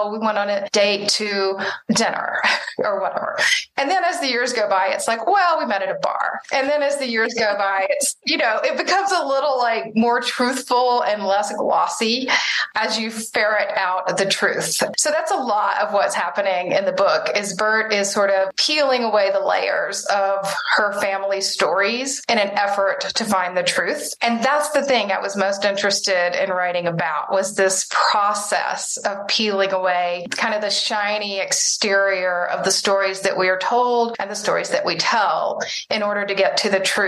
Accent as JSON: {"language": "English", "region": "Mississippi", "country": "United States", "tie": "born or raised there", "said": "I grew up in the South. I grew up in Mississippi"}